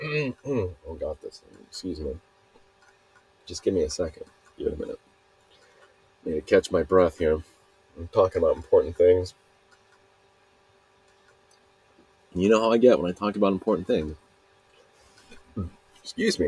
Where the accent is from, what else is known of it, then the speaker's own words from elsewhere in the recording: Salt Lake City, Utah, United States; I'm from Utah, Salt Lake City